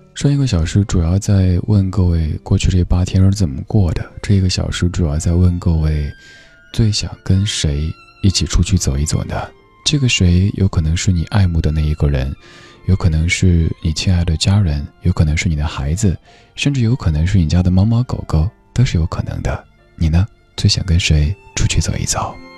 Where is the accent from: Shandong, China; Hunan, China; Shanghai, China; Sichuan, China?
Sichuan, China; Chengdu; moved away; 因为在成都的时候，都是一个小孩子，就是好好上学